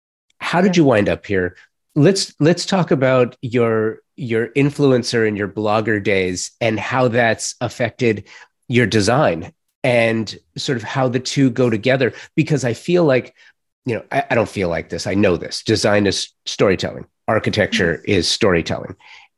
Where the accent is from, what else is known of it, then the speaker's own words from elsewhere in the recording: Los Angeles, California, United States; And for me, you know, as a native Angeleno, the difference is, you know, I grew up in the San Fernando Valley, which was amazing. And then later moved to the beach